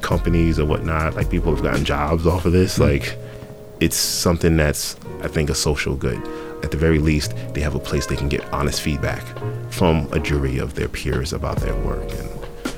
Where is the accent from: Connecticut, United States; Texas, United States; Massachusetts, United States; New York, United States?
Massachusetts, United States; Boston; We're all from Boston